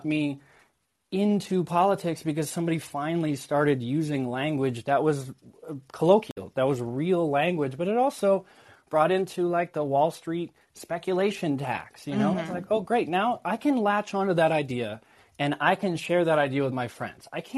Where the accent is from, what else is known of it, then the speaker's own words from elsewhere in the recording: Maine, United States; I'm from Maine.